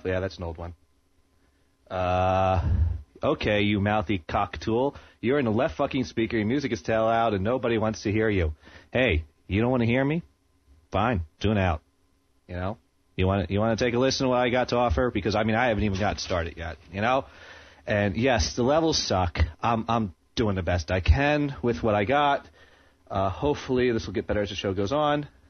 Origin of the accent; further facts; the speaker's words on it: Maine, United States; growing up in Maine here, there's like nothing to do here.